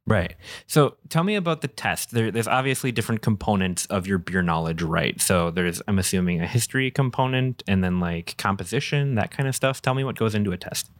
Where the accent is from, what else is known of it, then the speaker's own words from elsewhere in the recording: Minnesota, United States; now in Wisconsin, United States; we're in Wisconsin, I'm from Minnesota, so that, the whole culture is still weird to me.